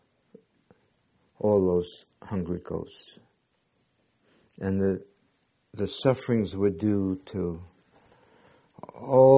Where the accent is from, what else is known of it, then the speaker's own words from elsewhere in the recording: New York City, New York, United States; I was born in Brooklyn, Jewish parents